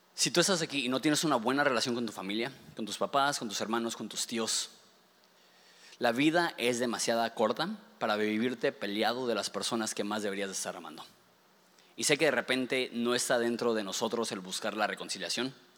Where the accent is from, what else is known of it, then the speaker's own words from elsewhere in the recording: Ensenada, Baja California, Mexico; los ensenadenses